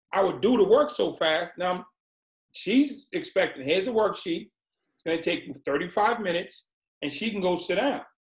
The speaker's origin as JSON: {"language": "English", "town": "Boston", "region": "Massachusetts", "country": "United States", "tie": "born or raised there", "said": "I was born in Boston, Massachusetts, and my mom had six kids"}